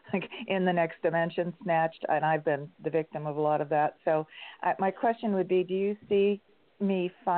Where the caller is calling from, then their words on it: San Diego, California, United States; California, San Diego.